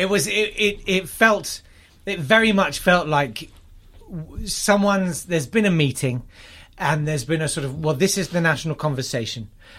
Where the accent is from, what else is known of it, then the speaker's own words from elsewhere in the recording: United Kingdom; That's my fucking right as a British man.